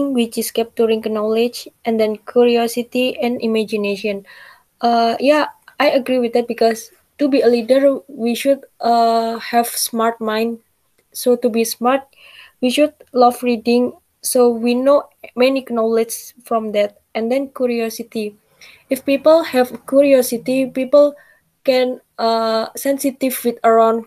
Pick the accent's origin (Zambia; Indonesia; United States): Indonesia; I'm from Indonesia. I'm studying in Brawijaya University.